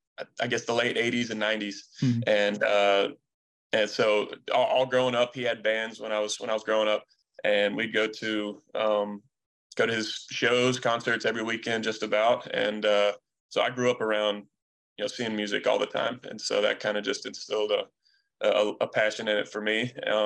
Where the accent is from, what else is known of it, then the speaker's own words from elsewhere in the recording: Canton, Georgia, United States; Mm-hmm, Canton, Georgia, yep.